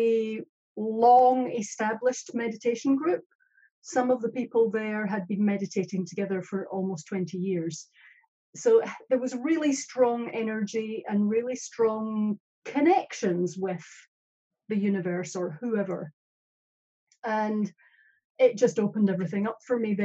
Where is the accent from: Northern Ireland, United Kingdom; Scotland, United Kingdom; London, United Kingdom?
Scotland, United Kingdom; now in New Zealand; I'm Scottish